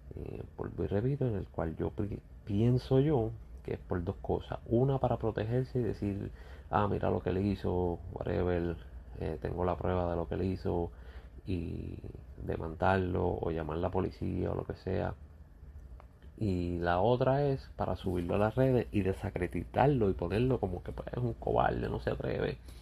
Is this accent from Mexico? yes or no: no; Puerto Rico; yo como puertorriqueño